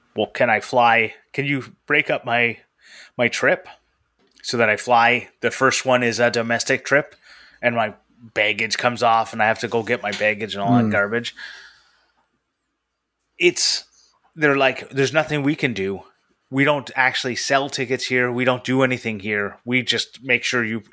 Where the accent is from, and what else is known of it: Canada